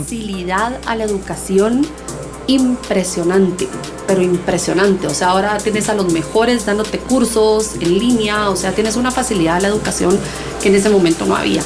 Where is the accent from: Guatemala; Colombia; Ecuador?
Guatemala; also born or lived in Barcelona, Spain; yo como buena chapina